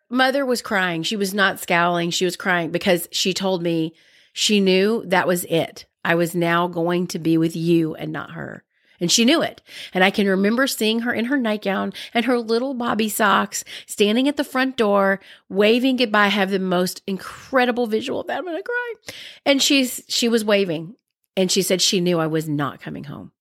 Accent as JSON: {"language": "English", "region": "Alabama", "country": "United States", "said": "I'm from Alabama."}